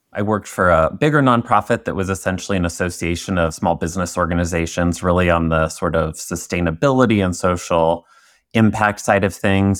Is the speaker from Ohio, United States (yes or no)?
no; Indiana, United States; I'm originally from Indiana